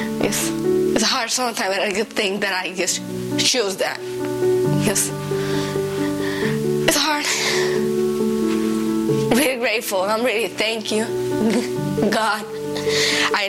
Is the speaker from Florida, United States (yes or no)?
no; Ohio, United States; I'm from Ohio and I'm 20 years old.